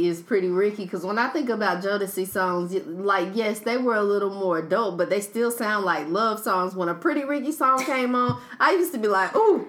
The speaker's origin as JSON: {"language": "English", "region": "North Carolina", "country": "United States", "said": "I'm not from Raleigh, but I am from the 919, so it feels like home whenever I go there."}